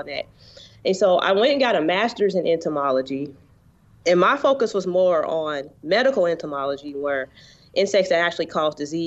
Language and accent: English; Cincinnati, Ohio, United States; also born or lived in Columbus, Ohio / Georgia; I was born in Cincinnati, in the city